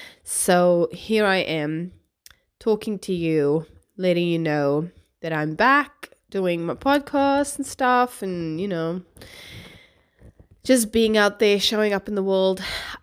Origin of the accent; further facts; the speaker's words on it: Cape Town, Western Cape, South Africa; moved away as an adult; also born or lived in New Zealand; I'm originally from Cape Town, South Africa. Moved here when I was 19, I think. Well, moved to New Zealand, I should say, when I was 19. Lived there for 5 years, and here I am. So, yeah, my accent's a bit scrambled